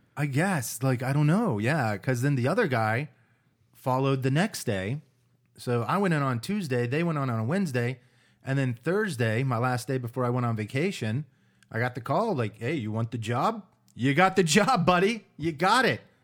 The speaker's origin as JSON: {"language": "English", "country": "United States", "said": "me being an American"}